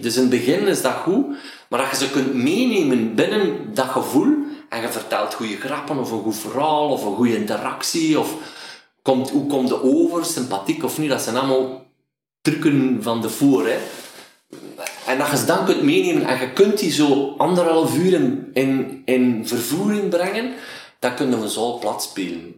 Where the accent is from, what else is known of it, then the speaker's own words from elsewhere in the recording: Waasland, Flanders, Belgium; accent: Waasland dialect; een dialect waar ik vandaan kwam, het Waasland, was een doezeken